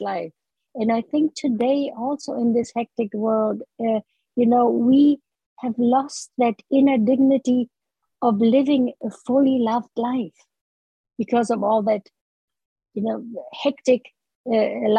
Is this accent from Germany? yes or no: yes; Berlin, Germany; moved away as an adult; now in Canada; growing up in the Hitler's Nazi Germany, then the post-war years, you know, in ravaged Berlin, lonely childhood, to early adulthood. As a, you know, I was a part of that wave of struggling German immigrants in Canada